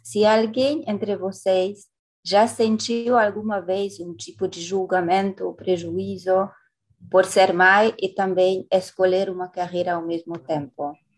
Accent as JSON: {"language": "Portuguese", "country": "France", "also_born_or_lived": "Latin America", "second_language": "Portuguese", "moved": "as an adult", "said": "eu sou europeia, mas quando eu cheguei na América Latina"}